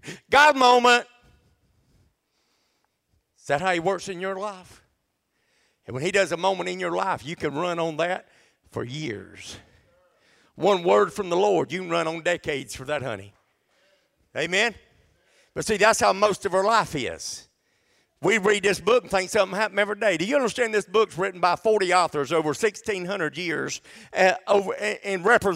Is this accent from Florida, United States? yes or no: no; Adel, Georgia, United States; also born or lived in Dalton, Georgia; We were so poor when we moved from Dalton, Georgia. We moved down here in 1981. My daddy went to work at a little grocery company in Adel